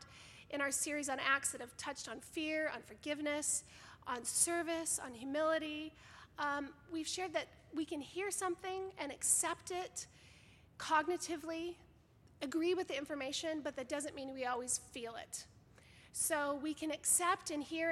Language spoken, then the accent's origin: English; Northern California, United States; also born or lived in Sacramento; now in Connecticut, United States; I'm not from Southern California, but from Northern